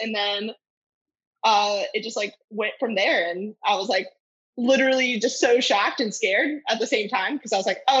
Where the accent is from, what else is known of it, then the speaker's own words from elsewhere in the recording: Richmond, Virginia, United States; moved away as an adult; now in Florida, United States; I'm originally from Richmond, Virginia